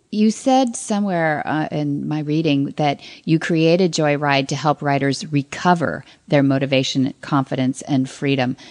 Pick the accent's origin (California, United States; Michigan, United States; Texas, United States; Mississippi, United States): California, United States; south of Hollister; I, I grew up uh, south of there. My parents were born and raised in Salinas, California